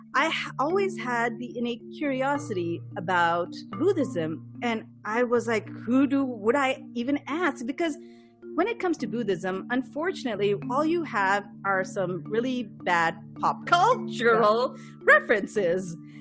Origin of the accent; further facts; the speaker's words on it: Pakistan; first language English; moved away; I'm growing up in Pakistan